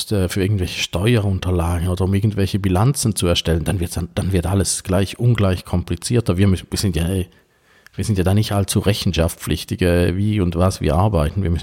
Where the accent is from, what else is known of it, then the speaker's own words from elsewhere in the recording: Switzerland; als Schweizer.